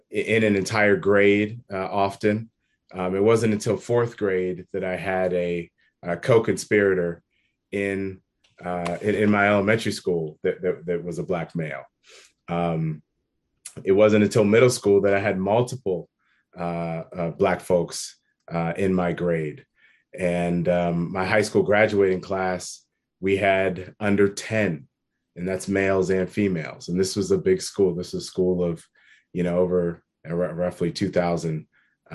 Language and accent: English; Worthington, Ohio, United States; I am born and raised in Columbus, in a city that no one's ever heard of. It's a suburb of Columbus called Worthington